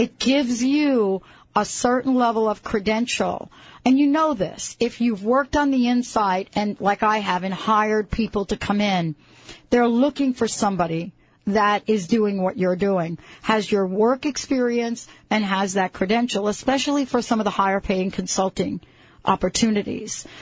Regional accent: East Coast, United States; I'm from the East Coast and I live very close to Philadelphia

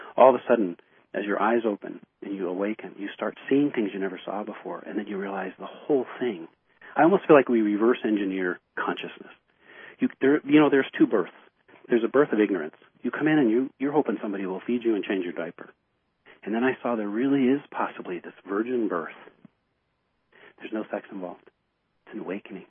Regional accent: United States; here I'm an American.

